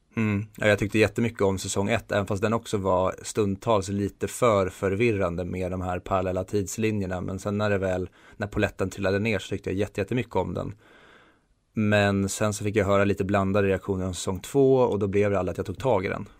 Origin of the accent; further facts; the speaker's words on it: Sweden; vi svenskar